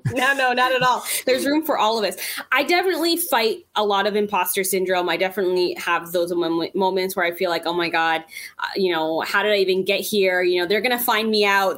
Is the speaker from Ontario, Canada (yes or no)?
yes; Toronto, Ontario, Canada; growing up in Toronto, it's a very multicultural